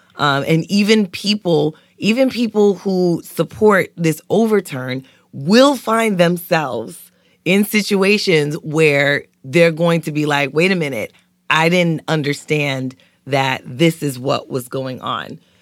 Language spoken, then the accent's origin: English; New York City, New York, United States; moved away; growing up in East New York, Brooklyn